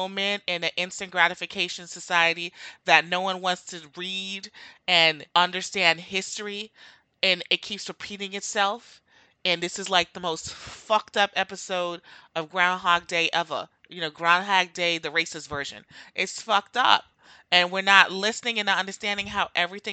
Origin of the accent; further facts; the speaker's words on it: Jamaica; now in United States; I'm Jamaican